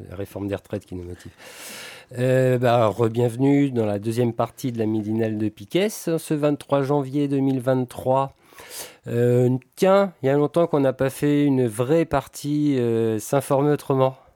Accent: France; mais comme nous on est français, bah, on a Total sous la main

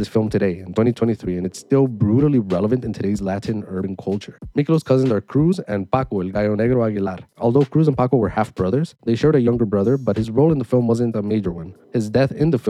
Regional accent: Toronto, Ontario, Canada; growing up in Toronto, growing up on the West End of Toronto

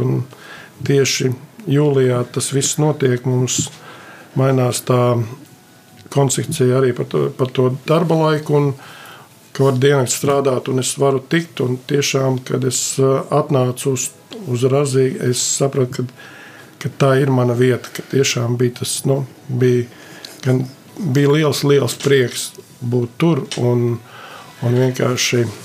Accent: Sigulda, Latvia; esmu no Siguldas.

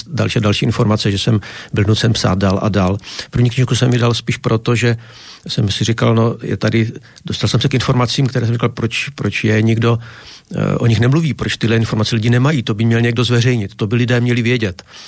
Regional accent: Bohemia, Czechia; jsem z Čech, to poznáte podle řeči.

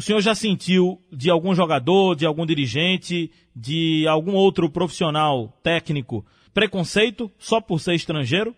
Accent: Brazil; enquanto brasileiro

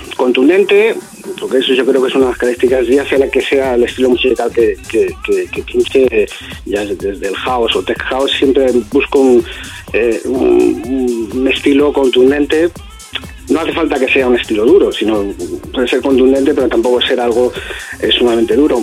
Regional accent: Alcalá de Henares, Community of Madrid, Spain; donde soy yo, de Alcalá de Henares

